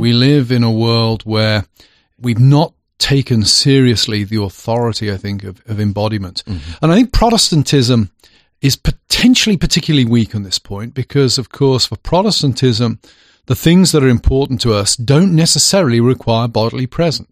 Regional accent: England, United Kingdom; moved away; now I'm English.

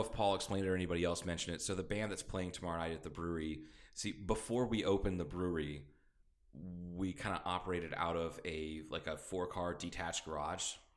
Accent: Midwest, United States; now in Kingman, United States; growing up in the Midwest

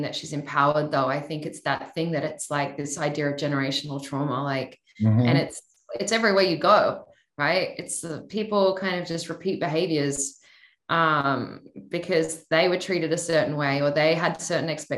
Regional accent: Australia; I'm Australian

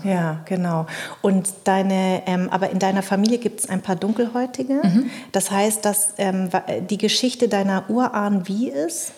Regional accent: Darmstadt, Hesse, Germany; born or raised there; also born or lived in Munich, Germany; now in Berlin, Germany

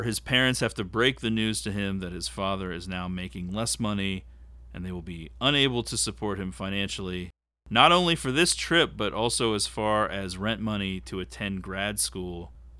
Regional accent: Pittsburgh, Pennsylvania, United States; mostly growing up in Pittsburgh, I grew up in an area that really wasn't close to Kennywood

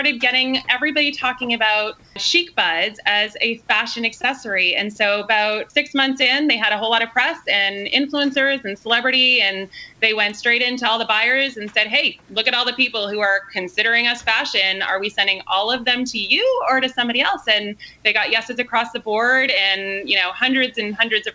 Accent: Canada; also born or lived in Australia; now in San Diego, United States; I'm originally Canadian, so Canada to Australia, ending up here.

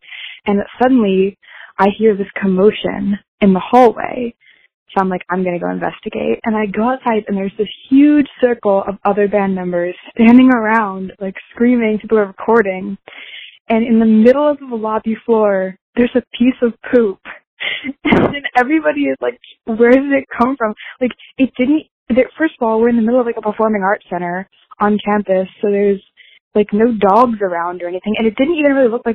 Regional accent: Maryland, United States; I'm from Maryland.

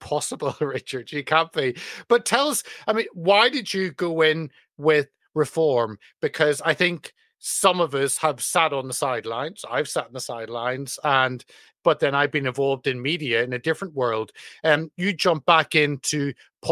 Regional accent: United Kingdom; as a Brit

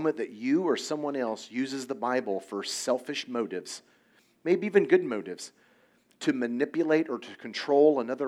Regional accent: Indiana, United States; I grew up in Indiana, it's a very, very conservative

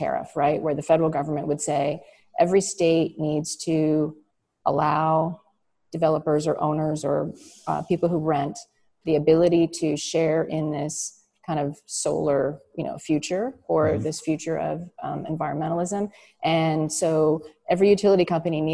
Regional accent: Florida, United States; moved away as an adult; now in California, United States; I did grow up in Florida.

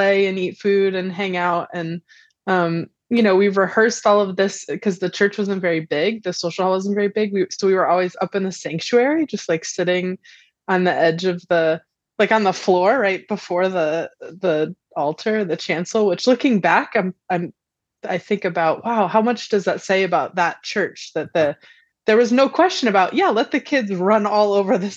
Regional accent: central Connecticut, United States; I grew up on a farm in central Connecticut, in a farming and construction family

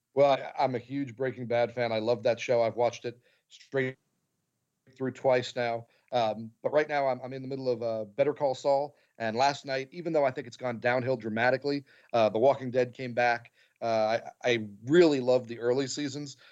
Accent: New Jersey, United States; moved away; I was, uh, born and raised in New Jersey

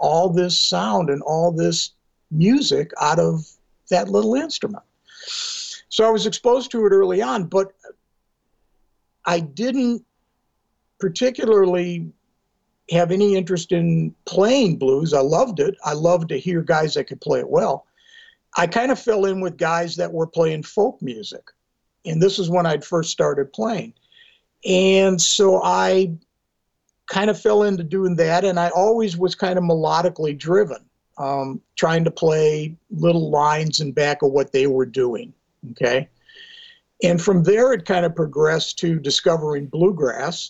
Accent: outside of Milwaukee, Wisconsin, United States; I grew up outside of Milwaukee, which is only 90 miles from Chicago.

